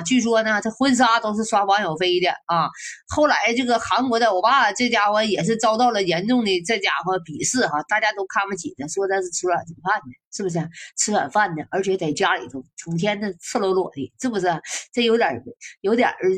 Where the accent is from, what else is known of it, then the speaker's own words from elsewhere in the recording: China; 咱中国哪个女可西施、貂蝉哪就是古代都有美女啊？